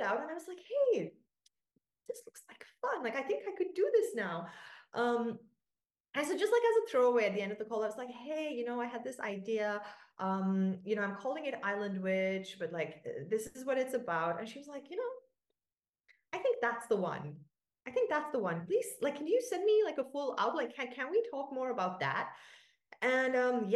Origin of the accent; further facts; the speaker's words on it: Sri Lanka; now in Portugal; I'm Sri Lankan. I grew up in Sri Lanka. I speak Sinhalese